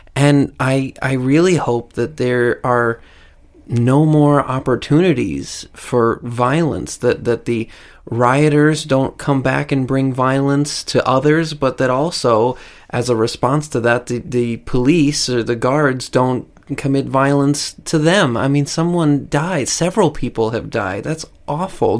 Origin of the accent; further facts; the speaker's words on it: United States; as an American I've lived through in my entire life